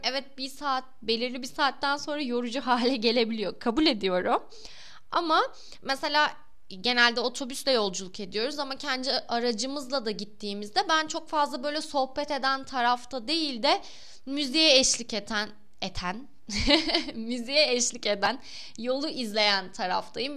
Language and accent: Turkish; Balıkesir, Turkey; moved away as an adult; also born or lived in Istanbul; Ben Balıkesir'de büyüdüm. Lise Balıkesir'de okudum